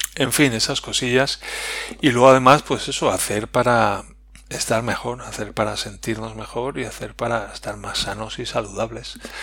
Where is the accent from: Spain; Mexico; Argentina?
Spain; como españoles